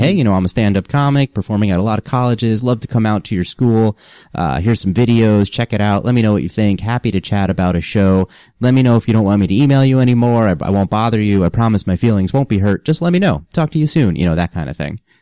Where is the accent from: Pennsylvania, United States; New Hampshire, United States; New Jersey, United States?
New Jersey, United States; Freehold; moved away as an adult; now in New York City, United States; grew up grew up in New Jersey, central Jersey